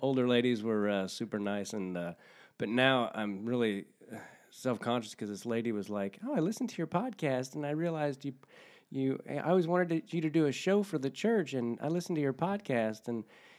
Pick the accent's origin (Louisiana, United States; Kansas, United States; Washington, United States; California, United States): Kansas, United States; moved away; I'm from Kansas.